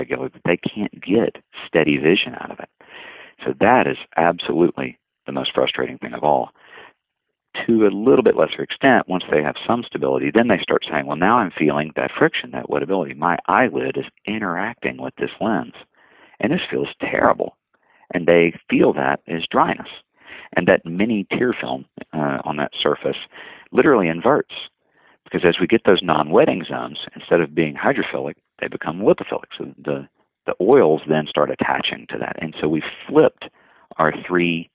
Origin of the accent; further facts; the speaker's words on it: the South, United States; as a Southerner and as someone who competes in barbecue contests